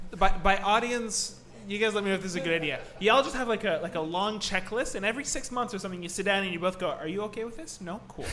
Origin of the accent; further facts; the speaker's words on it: Montreal, Quebec, Canada; I grew up in Verdun and moved within Verdun and now have moved again within Verdun.